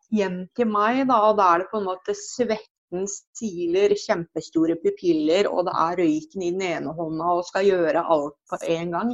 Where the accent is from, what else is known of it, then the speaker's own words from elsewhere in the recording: Drammen, Buskerud, Norway; jeg vokste opp på Fjell i Drammen sammen med mamma og to brødre